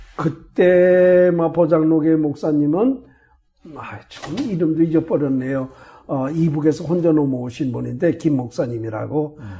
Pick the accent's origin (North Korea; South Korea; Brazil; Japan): South Korea; Chungju, North Chungcheong; also born or lived in Daegu / Seattle / Southern California; now in United States; 저는 충주에서 태어났다고 그러지만 충주가 아니고 충주에서 30리쯤 어, 음성 쪽으로 가다가 그 대소원이라고